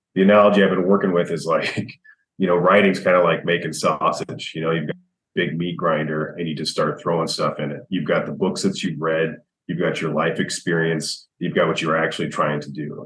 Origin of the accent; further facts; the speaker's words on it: United States; growing up in America